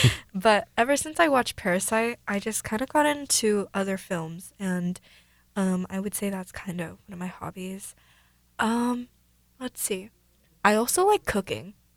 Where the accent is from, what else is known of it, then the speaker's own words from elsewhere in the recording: Mercer Island, Washington, United States; Both my parents are Korean, but I was born here